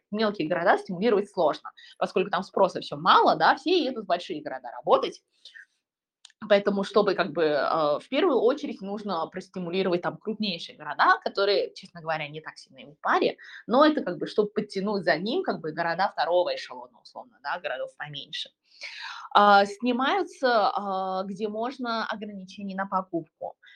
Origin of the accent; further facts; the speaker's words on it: China; moved away; В моем родном городе, а, который где-то там Сороковой, наверное, по крупности города в Китае